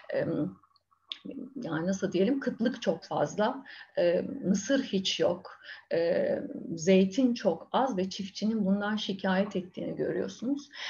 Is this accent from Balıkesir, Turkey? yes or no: yes; Bandırma, Balıkesir, Turkey; also born or lived in Bursa